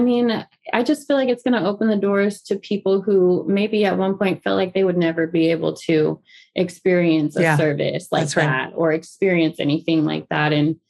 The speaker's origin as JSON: {"language": "English", "region": "the South", "country": "United States", "said": "Well, I'm from the South, so drink."}